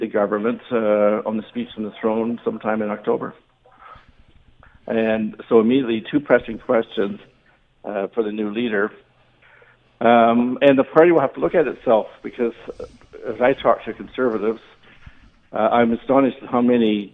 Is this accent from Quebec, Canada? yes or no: no; Alberta, Canada; I'm, as you said, retired, and I'm 76, but I grew up in Alberta